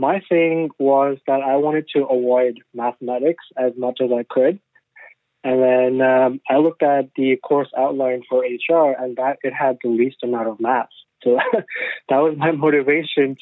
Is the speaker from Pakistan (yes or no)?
yes; Pakistan; moved away as an adult; also born or lived in China; now in Canada; I was born in China. So we were in China for, I think, 3 years. And then we moved back to Pakistan